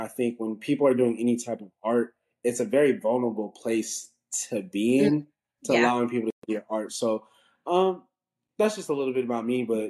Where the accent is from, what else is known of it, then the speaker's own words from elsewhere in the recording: Denver, Colorado, United States; now in Baton Rouge, United States; I'm from Denver, Colorado, where Faith is currently living right now. So, I'm from Denver, went to Arizona State. I'm currently at law school at Southern University Law Center. Baton Rouge, Louisiana, it's HBCU.